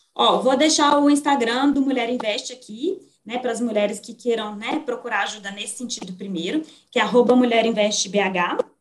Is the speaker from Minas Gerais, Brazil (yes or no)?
yes; Minas Gerais, Brazil; Como uma boa mineira